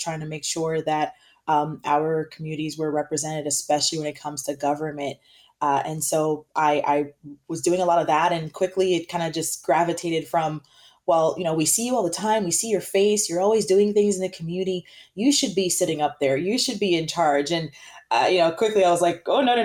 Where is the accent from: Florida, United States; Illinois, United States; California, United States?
Florida, United States; South; I grew up in South Florida